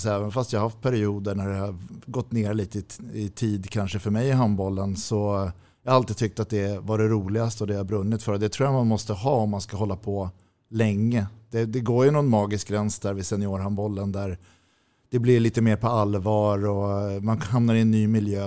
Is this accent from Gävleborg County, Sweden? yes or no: no; Täby, Stockholm County, Sweden; also born or lived in Nacka / Djurö; Jag är född på Nacka sjukhus. Vi bodde på Djurö när jag var liten. Eh, men när jag var fem flyttade vi till Täby och sen har jag i stort sett bott där